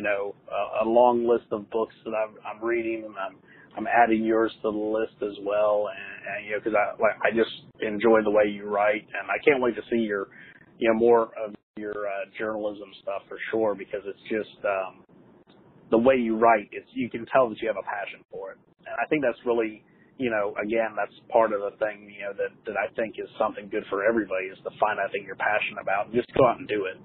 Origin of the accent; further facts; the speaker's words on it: North Carolina, United States; also born or lived in Ohio; I'm from Ohio originally. That's where I was born, though. I was raised here in North Carolina